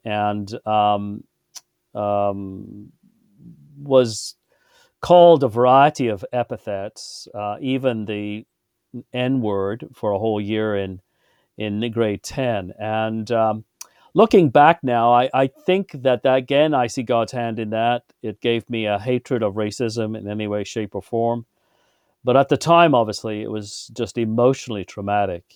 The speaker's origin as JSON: {"language": "English", "town": "Birmingham", "region": "West Midlands", "country": "United Kingdom", "tie": "born or raised there", "said": "I was born in England and, uh, in Birmingham"}